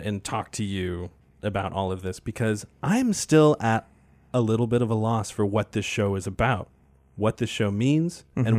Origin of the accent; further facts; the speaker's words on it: Maine, United States; I've never left Maine, but I am still learning about my home state every day.